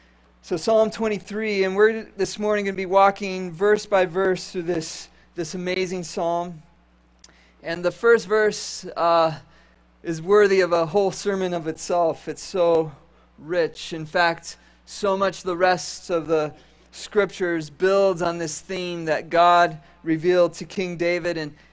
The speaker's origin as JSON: {"language": "English", "town": "Caracas", "country": "Venezuela", "tie": "born or raised there", "said": "When I was a boy, I grew up in South America, and we lived in a city that was nestled up in the mountains, about 20 minutes from the coast of the Caribbean Ocean."}